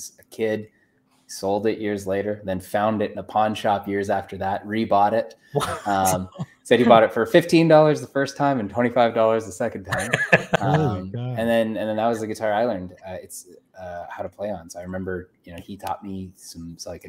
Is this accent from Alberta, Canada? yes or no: yes; Calgary, Alberta, Canada; moved away; also born or lived in Vancouver; I grew up in Calgary, which it's not Tennessee, but like there's a lot of country music there